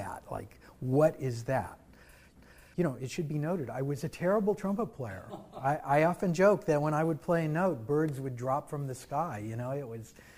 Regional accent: Lee's Summit, Missouri, United States; also born or lived in Kansas City, Missouri; Well, I was born in Kansas City, Missouri. Grew up in a very small town called Lee Summit.

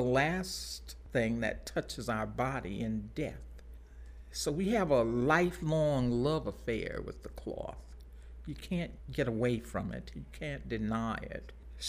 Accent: Baton Rouge, Louisiana, United States; I was born in Baton Rouge and a very simple childhood.

